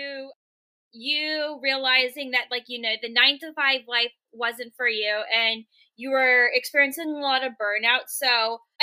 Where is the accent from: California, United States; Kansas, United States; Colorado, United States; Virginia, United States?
Virginia, United States; Richmond; moved away as an adult; also born or lived in San Francisco; now in Portland, United States; born and raised in Richmond, Virginia, which is where I'm located right now